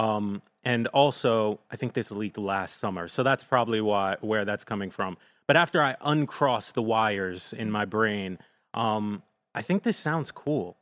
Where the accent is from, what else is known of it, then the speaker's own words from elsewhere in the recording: Jersey City, New Jersey, United States; I won't say I'm from New York, but I have spent a lot of time there 'cause I grew up in Jersey City